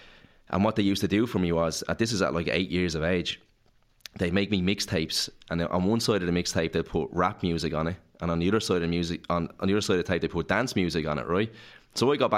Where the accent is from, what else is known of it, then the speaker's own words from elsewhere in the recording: Clondalkin, Leinster, Ireland; But on the housing estate that I grew up in Clondalkin, there was no one my age.